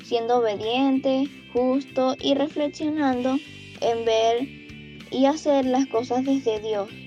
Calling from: Pitalito, Huila, Colombia; Los visito desde acá de Pitalito Huila, que es la ciudad donde yo vivo.

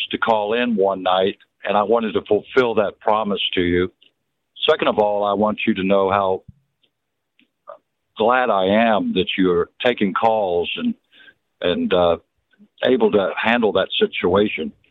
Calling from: Dallas, Texas, United States; I'm in Dallas.

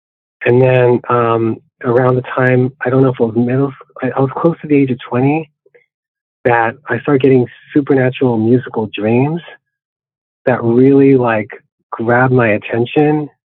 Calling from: San Jose, California, United States; I'm in the city of San Jose, California.

